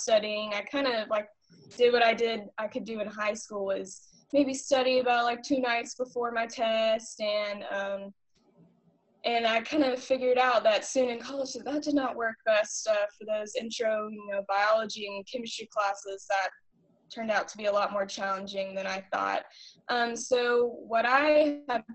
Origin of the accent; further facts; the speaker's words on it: Birmingham, Alabama, United States; moved away as an adult; now in Waco, Texas, United States; I'm from Birmingham, Alabama